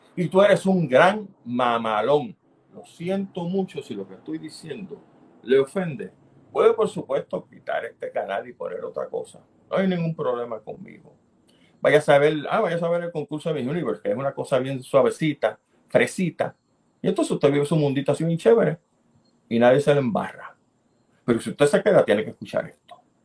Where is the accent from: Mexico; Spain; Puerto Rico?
Puerto Rico; Soy un puertorriqueño que le importa su país